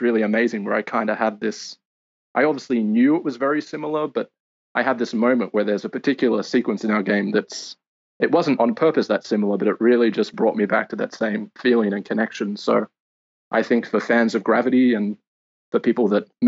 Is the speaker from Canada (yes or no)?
no; Sydney, New South Wales, Australia; moved away as an adult; also born or lived in London; I'm Australian, originally from Sydney.